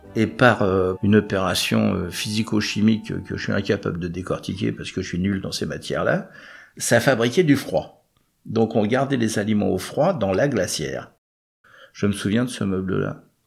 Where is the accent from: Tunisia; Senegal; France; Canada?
France; Clichy, Île-de-France; accent: Parigot; Ils sont installés à Clichy, moi je suis né à Clichy